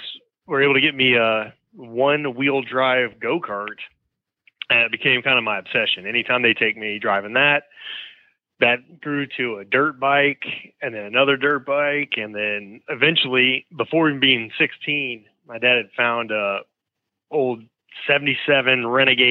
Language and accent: English; Houston, Texas, United States; I was born and raised in Houston, Texas